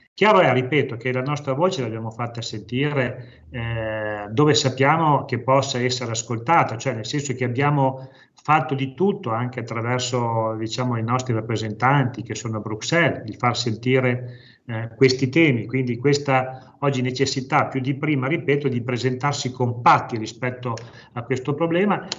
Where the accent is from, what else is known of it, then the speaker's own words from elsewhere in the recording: province of Parma, Emilia-Romagna, Italy; vengo dalla provincia di Parma